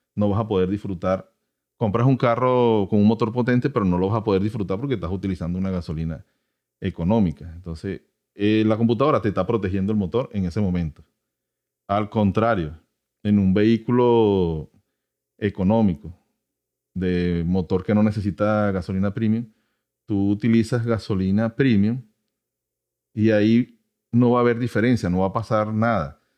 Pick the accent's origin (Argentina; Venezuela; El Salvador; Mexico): Venezuela; now in United States; yo soy de Venezuela, este, en mi país